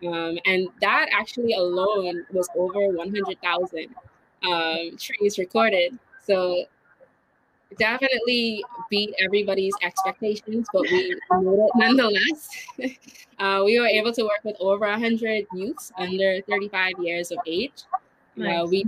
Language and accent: English; Bahamas; I know in the Bahamas, when you say, oh, I'm from the Bahamas, then you ask, like, which island you're from? Like, people are really, really specific to their one island.